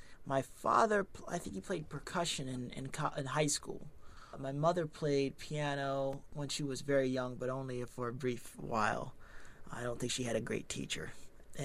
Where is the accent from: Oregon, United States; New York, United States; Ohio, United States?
Ohio, United States; Columbus; my hometown, Columbus, Ohio